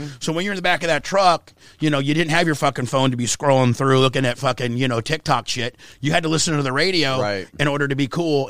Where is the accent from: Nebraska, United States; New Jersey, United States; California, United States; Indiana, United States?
Indiana, United States; Warsaw; I was from Warsaw, Indiana, and, like, weed was a gateway drug.